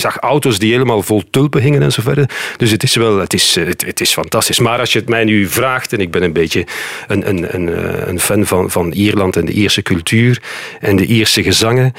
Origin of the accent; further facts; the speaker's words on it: near Leuven, Flanders, Belgium; wij waren eigenlijk eh, uit de buurt van Leuven